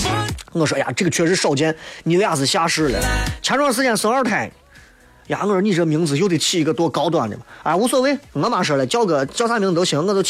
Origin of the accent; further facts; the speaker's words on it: Baqiao, Shaanxi, China; 还有人以为我是延安的，我是东郊灞桥的。